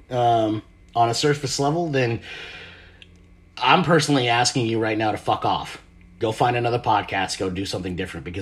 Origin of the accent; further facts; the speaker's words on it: Marshall Islands; born there; I'm a Pacific Islander. I was born in the Marshall Islands, which is a part of uh, Greater Micronesia, which is out in the South Pacific Ocean.